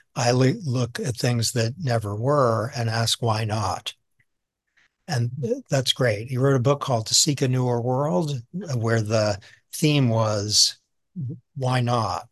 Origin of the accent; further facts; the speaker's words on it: outside of Boston, Massachusetts, United States; moved away; also born or lived in New York; I'm a suburban kid. I was raised outside of Boston